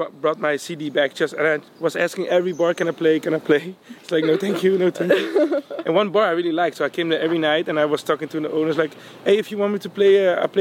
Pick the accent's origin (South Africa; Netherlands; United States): Netherlands; I was from Holland